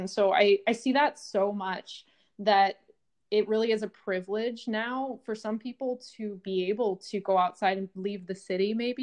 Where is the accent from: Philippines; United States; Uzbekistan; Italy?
United States; California; growing up in California